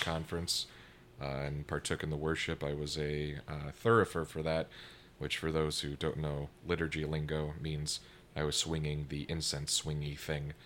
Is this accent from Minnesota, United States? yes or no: yes; Minneapolis–Saint Paul, Minnesota, United States; moved away; I come from the Twin Cities back in Minnesota.